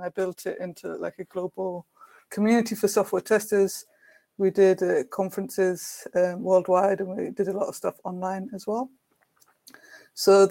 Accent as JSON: {"language": "English", "town": "Brighton", "region": "South East England", "country": "United Kingdom", "tie": "born or raised there", "said": "in Brighton in the UK, in my hometown"}